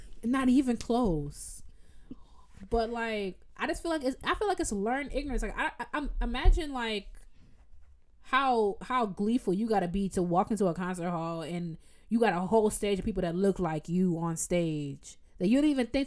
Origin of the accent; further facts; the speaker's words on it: United States; I'm American